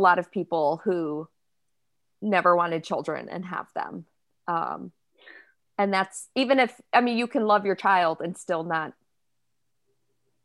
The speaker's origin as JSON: {"language": "English", "region": "Midwest", "country": "United States", "tie": "born or raised there", "said": "I grew up in the Midwest in a Christian community"}